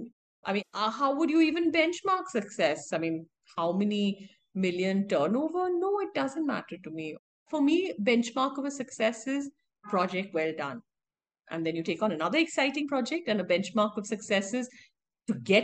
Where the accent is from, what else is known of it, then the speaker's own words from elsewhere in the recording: India; I'm an Indian, yes, I'm a woman, and yes, I'm an architect.